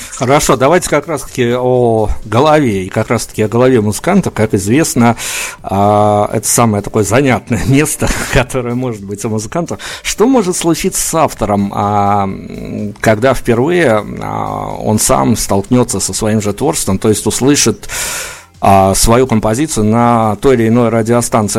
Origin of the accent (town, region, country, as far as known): Belarus